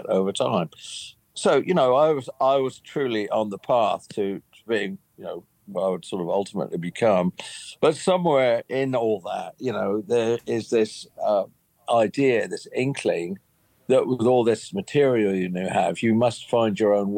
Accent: United Kingdom; I grew up in Britain

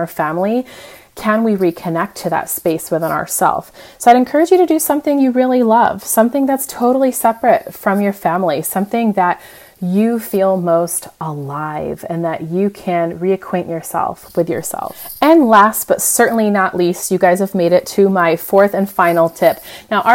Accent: United States; moved away as an adult; now in Europe; as the American

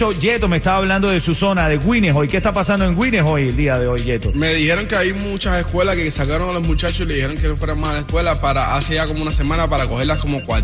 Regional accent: Venezuela; moved away; En mi caso, como venezolano, me uno al sentimiento del hermano cubano el día de hoy.

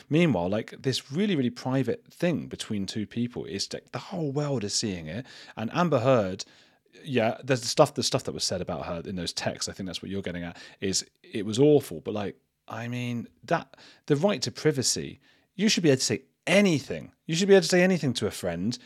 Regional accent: United Kingdom; being British

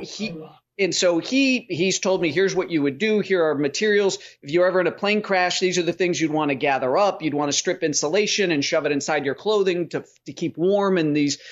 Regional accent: Chicago, Illinois, United States; I grew up in Chicago

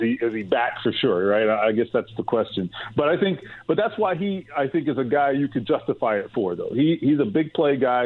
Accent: Miami, Florida, United States; I'm from Miami

